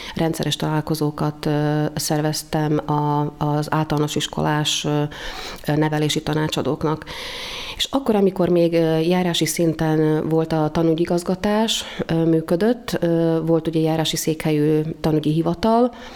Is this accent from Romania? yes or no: no; Dunajská Streda, Trnava Region, Slovakia; also born or lived in Bratislava, Slovakia; Többen voltunk ott ebben az iskolában Dunaszerdehelyről